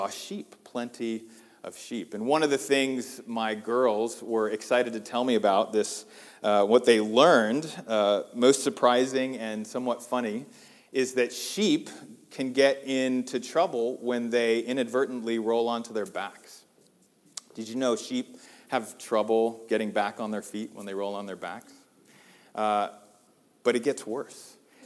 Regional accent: United States; as American Christians

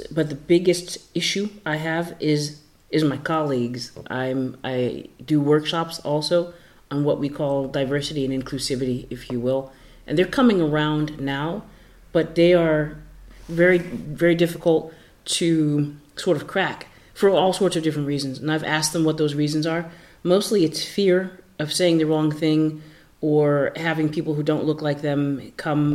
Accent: United States; moved away; I am a citizen of the United States. I am African American. That is my country. My entire family lives there, except I'm here

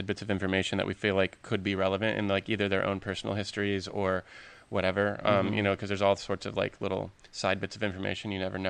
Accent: Lubbock, Texas, United States; moved away; I'm from Texas. Mm. Originally, I'm from Lubbock, Texas.

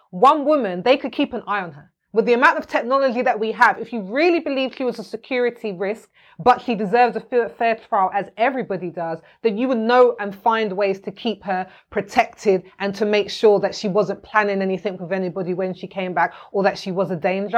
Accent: United Kingdom; also born or lived in Jamaica (ancestry); I'm from here. Mm. I'm from here.

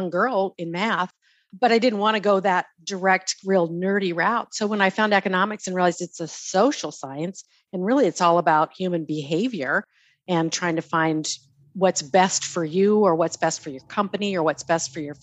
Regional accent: Southern California, United States; I grew up in Southern California

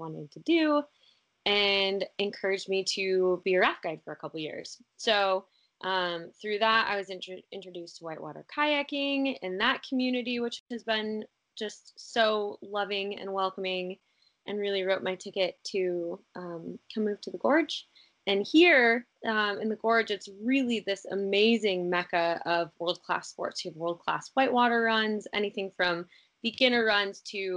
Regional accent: Denver, Colorado, United States; moved away as an adult; now in Hood River, United States; I grew up in Denver, or in a suburb outside of Denver

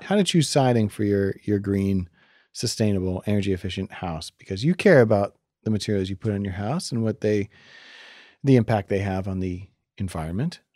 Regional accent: Maine, United States; We're from Maine

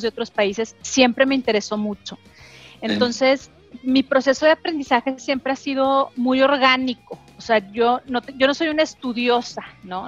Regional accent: Torreón, Coahuila, Mexico; moved away; yo crecí en Torreón, como tú, bien sabes, en, una familia muy tradicional

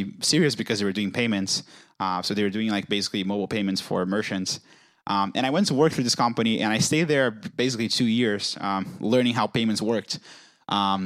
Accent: Rio de Janeiro, Brazil; moved away; I'm from Brazil originally. I was born in Rio, which is a very nice city.

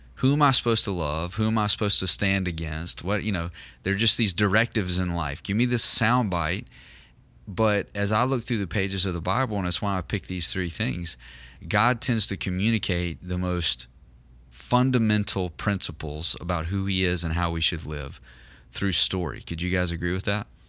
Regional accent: Southern United States, United States; in our context in the South, you know, in, in the Southern United States

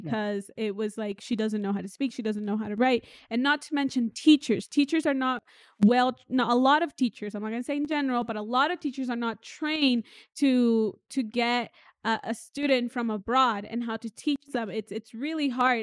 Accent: Oregon, United States; first language English; now in Mexico; I grew up in Oregon and English was my main language

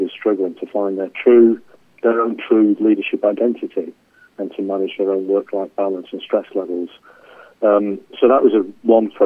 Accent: England, United Kingdom; accent: English; I'm English, as you can tell from my accent

